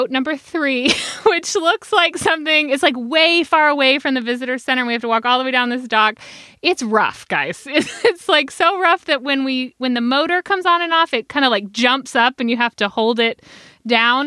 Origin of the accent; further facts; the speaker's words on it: Georgia, United States; moved away as an adult; also born or lived in Netherlands; growing up in Georgia